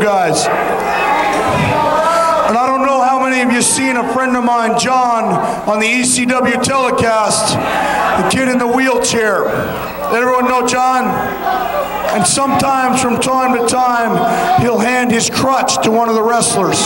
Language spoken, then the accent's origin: English; New York, United States; I am a New Yorker